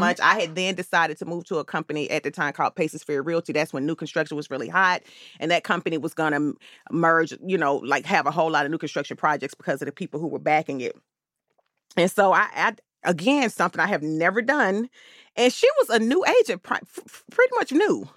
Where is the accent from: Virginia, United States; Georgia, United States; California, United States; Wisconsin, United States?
Georgia, United States; Atlanta; I'm born and raised here in Atlanta